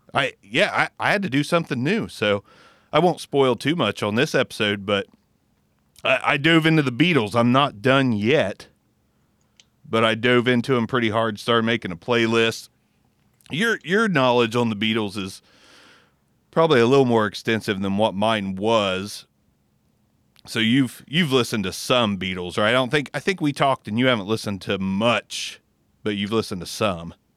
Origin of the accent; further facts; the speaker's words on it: Southern Ohio, United States; we're from Southern Ohio